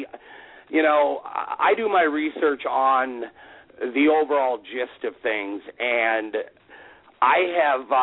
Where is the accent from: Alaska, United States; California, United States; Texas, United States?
Alaska, United States; I grew up in Alaska